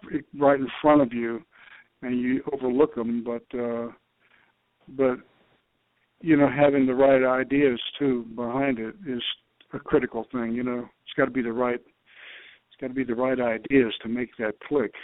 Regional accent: New York City, New York, United States; I was born in Brooklyn, and we talked New York talk

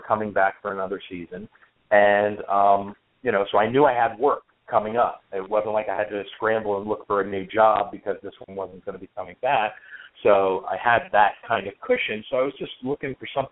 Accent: next to Asbury Park, New Jersey, United States; I grew up in New Jersey. I grew up right next door to Asbury Park

